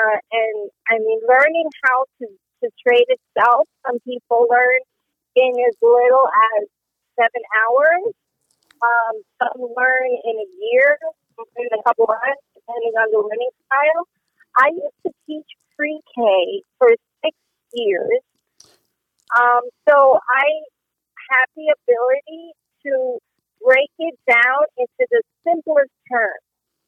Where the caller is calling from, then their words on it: Atlanta, Georgia, United States; Atlanta, Georgia.